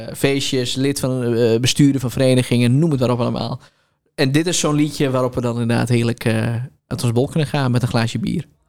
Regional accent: Enschede, Overijssel, Netherlands; moved away as an adult; En ik ben opgegroeid in Enschede, naar school

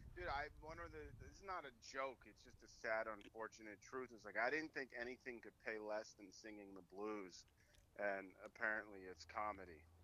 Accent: New York City, New York, United States; I'm from New York City. I was raised in New York City, um, and I grew up in New York when it was still New York

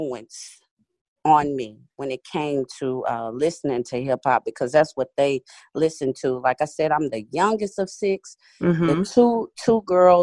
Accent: Houston, Texas, United States; I'm a kid from Houston, Texas

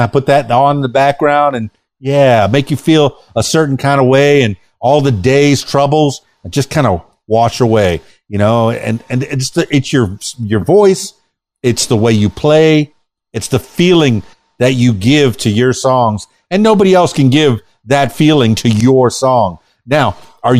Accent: Miami, Florida, United States; now in Arkansas, United States; I grew up in Miami. My whole family was living in Miami. Now we're all spread out. I'm in Arkansas

